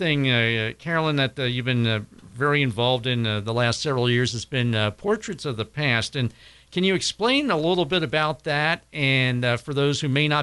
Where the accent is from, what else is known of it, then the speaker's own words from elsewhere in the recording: Cincinnati, Ohio, United States; growing up in Cincinnati, we always rent down to the old CG&E building on 4th Street